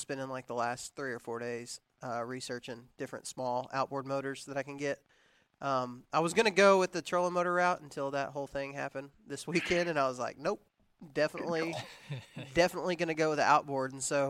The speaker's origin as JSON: {"language": "English", "region": "Texas", "country": "United States", "tie": "born or raised there", "said": "I was raising I was raised in Texas, and you can hunt turkeys during deer season."}